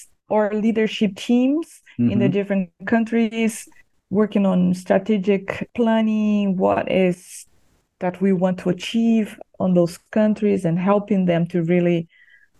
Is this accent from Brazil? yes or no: yes; near São Paulo, Brazil; English is a second language; moved away as an adult; also born or lived in Bosnia and Herzegovina / Europe / Latin America; Yes, I am from Brazil. So close to São Paulo, and grew up there until my 20s or late 20s, when then I left to serve on the mission field overseas.